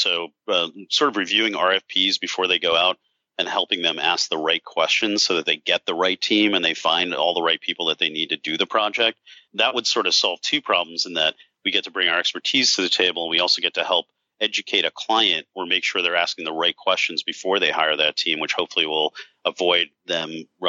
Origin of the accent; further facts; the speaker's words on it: South Africa; In fact, I'm from South Africa originally, so I've thought about potentially taking things over there because they're about 4 years behind us.